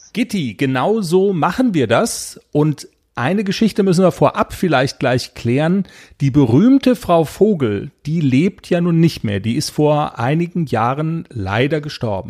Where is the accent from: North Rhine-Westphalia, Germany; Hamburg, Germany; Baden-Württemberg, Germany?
North Rhine-Westphalia, Germany; accent: Westphalian; im Westfälischen, wo ich herkomme, sagt man dabei sagen